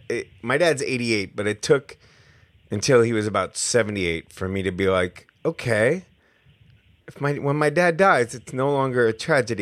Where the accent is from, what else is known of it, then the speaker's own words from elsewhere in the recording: Albany, New York, United States; also born or lived in San Francisco; now in Turners Falls, United States; I am from Albany proper.